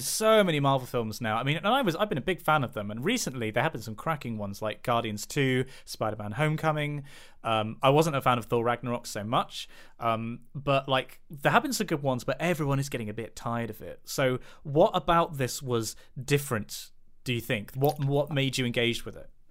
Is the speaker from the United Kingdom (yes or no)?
yes; United Kingdom; specifically being white British